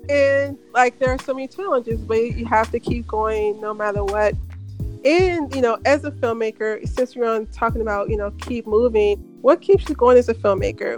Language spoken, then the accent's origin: English; Memphis, Tennessee, United States; moved away; I'm from Memphis, and I remember when I was in high school, I never went. I mean, I go back home to visit my parents